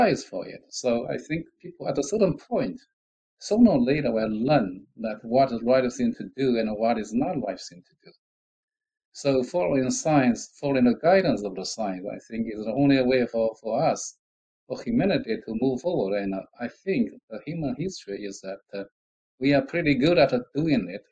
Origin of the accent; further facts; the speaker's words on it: China; moved away; I visited my hometown not long ago, a few years back. And it was a very, very poor area when I left